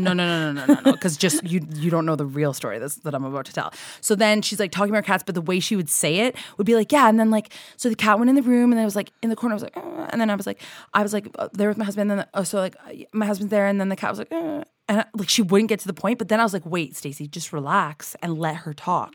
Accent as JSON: {"language": "English", "country": "Canada"}